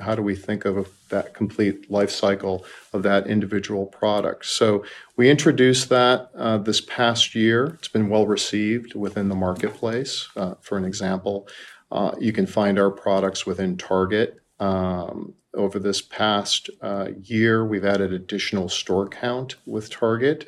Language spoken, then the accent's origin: English; Chicago, Illinois, United States; now in Playa Vista, California, United States; I'm a native Chicagoan